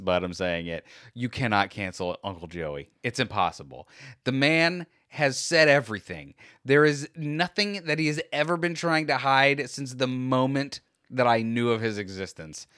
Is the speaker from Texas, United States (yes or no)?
no; Florida, United States; We're from Florida